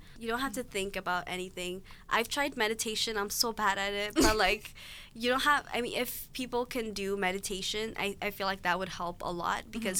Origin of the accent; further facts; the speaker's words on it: Ethiopia; moved away; my home country, I guess, Ethiopia